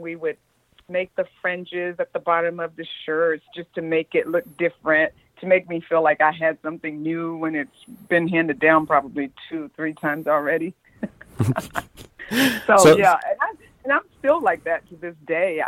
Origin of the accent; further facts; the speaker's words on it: the South, United States; me growing up in the South